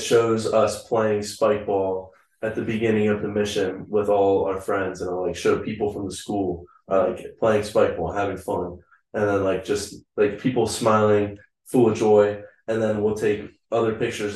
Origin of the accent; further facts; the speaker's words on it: Covington, Kentucky, United States; moved away as an adult; now in Atlanta, United States; I'm from Covington, Kentucky